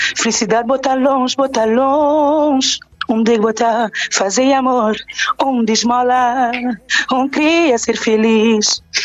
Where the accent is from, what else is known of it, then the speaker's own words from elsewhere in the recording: Cape Verde; a minha, a minha terra, Cabo Verde